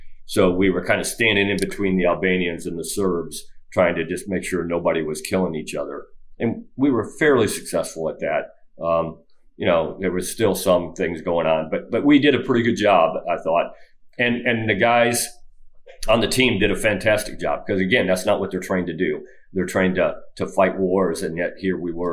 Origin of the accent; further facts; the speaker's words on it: Northern Illinois, United States; moved away; I grew up in Northern Illinois